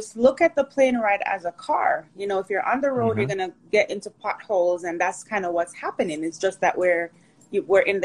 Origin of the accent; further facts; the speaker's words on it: Portmore, Saint Catherine, Jamaica; also born or lived in Kingston, Jamaica; now in United States; I was born in Kingston, raised in St. Catherine, Portmore.